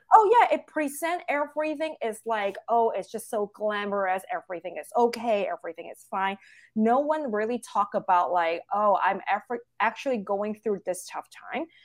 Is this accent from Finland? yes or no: no; Hong Kong; now in United States; I'm full Chinese. I born and raised in Hong Kong.